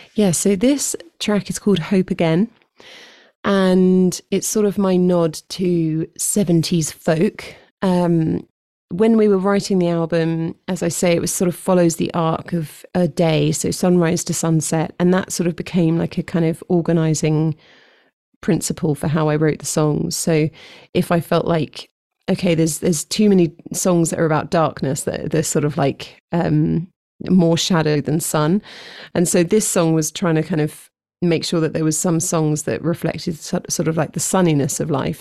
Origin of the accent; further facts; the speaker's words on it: London, United Kingdom; moved away as an adult; I've been in London my whole life